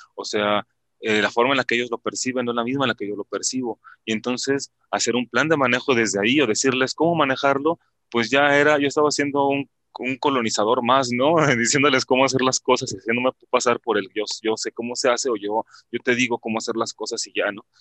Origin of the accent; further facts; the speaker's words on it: Mexico; nosotros los mexicanos